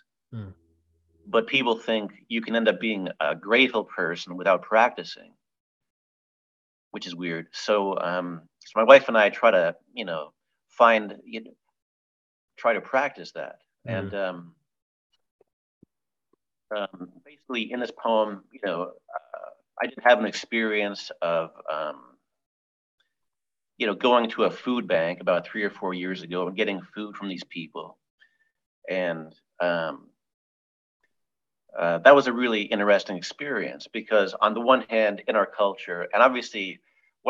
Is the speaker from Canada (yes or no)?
yes; Hamilton, Ontario, Canada; my hometown of Hamilton, which is on the western tip of Lake Ontario